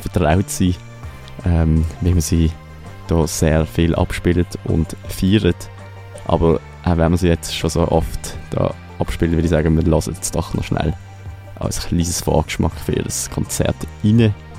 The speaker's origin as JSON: {"language": "German", "town": "Basel", "region": "Basel-Stadt", "country": "Switzerland", "said": "mich äh, ganz persönlich als Basler"}